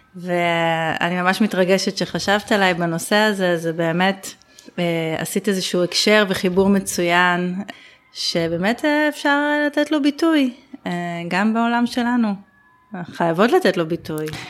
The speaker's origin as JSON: {"language": "Hebrew", "town": "Ginosar", "region": "Northern District", "country": "Israel", "tie": "born or raised there", "said": "אצלנו בקיבוץ גנוסר, הקיבוץ שבו אבא שלי אה, חי את רוב שנותיו וגם אני נולדתי בו וגדלתי בו"}